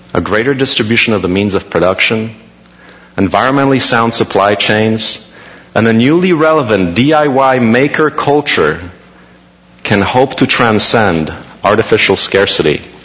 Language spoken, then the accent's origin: English; Poland; now in United States; I was born in Poland, now in the US.